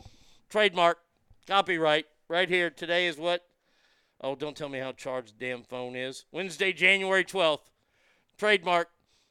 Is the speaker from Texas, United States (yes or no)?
yes; the Metroplex, Texas, United States; also born or lived in Louisiana; live in the great state of Texas now. I hope there are a lot of people interested. I'll answer this as honest as I can answer this as a Texan and as somebody who grew up in the Metroplex.